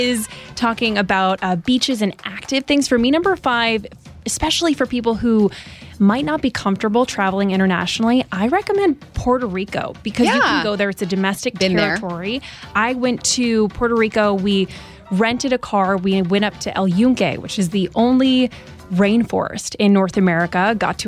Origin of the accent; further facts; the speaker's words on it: Lutry, Vaud, Switzerland; moved away; So I grew up in Lutry, which is a small town next to Lausanne in the French side of Switzerland